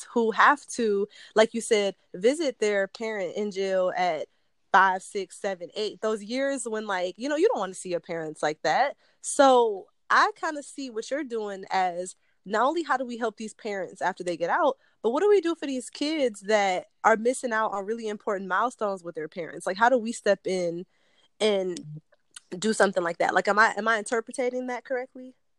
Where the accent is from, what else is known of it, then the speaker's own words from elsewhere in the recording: Detroit, Michigan, United States; I'm actually from Detroit. Like I'm not from the suburbs around. Like I'm from the city